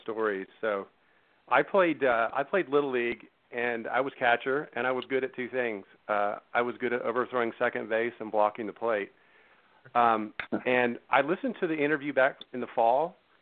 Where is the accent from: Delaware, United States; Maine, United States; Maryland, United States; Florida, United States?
Florida, United States; I grew up in Florida